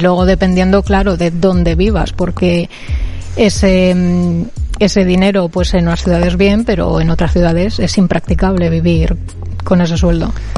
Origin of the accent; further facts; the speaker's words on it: Cuenca, Castilla-La Mancha, Spain; moved away as an adult; now in Bilbao, Spain; donde yo vengo, que es Cuenca